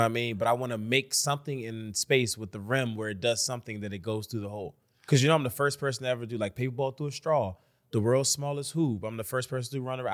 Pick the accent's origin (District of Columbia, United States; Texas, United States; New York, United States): District of Columbia, United States; Washington; I'm from D C.